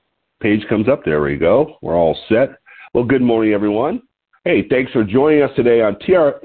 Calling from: Lompoc, California, United States; I'm calling in from Lompoc, California, which sits 54 miles north of Santa Barbara on California's beautiful Central Coast.

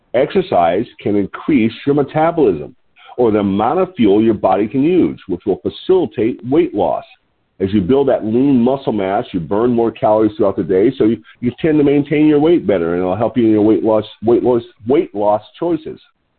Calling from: Lompoc, California, United States

